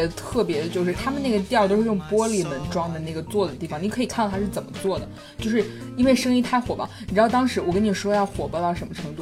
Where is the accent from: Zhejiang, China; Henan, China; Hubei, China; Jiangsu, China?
Hubei, China; 我们湖北人